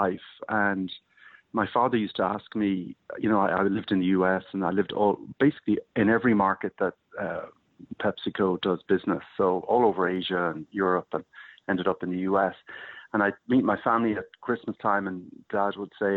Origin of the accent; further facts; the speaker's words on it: Ireland; moved away; I'm from Ireland originally